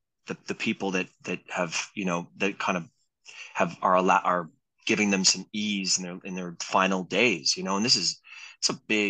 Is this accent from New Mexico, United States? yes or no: no; San Francisco, California, United States; It was this guy had come from the city, I came from San Francisco.